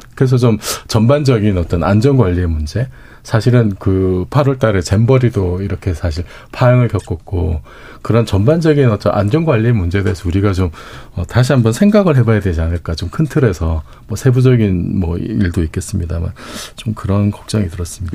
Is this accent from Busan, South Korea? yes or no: yes; Busan, South Korea; 제 고향이 부산이라서